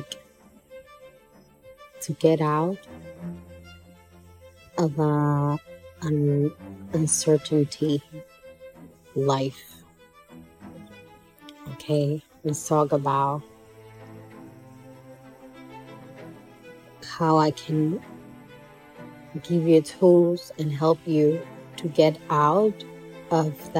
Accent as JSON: {"language": "English", "town": "Santiago de los Caballeros", "region": "Santiago", "country": "Dominican Republic", "tie": "born or raised there", "moved": "as an adult", "lives_now": "Santo Domingo, Dominican Republic", "said": "in Santiago, my hometown"}